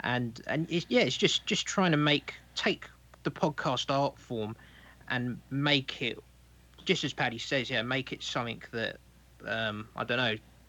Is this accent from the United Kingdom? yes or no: yes; London, United Kingdom; I'm from London.